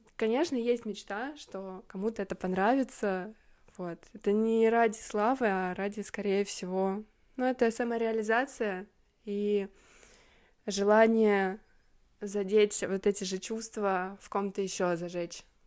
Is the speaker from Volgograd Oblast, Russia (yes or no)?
yes; Volgograd, Volgograd Oblast, Russia; Это, кстати, аэропорт в моем родном городе. Это аэропорт Гумрак. Волгоград